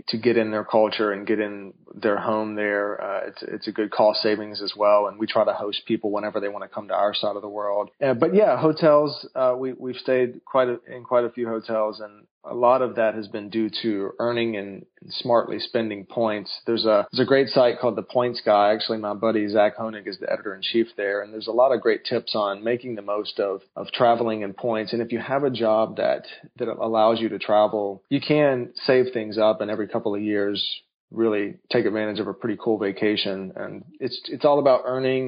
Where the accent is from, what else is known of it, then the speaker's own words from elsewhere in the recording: North Carolina, United States; I grew up in North Carolina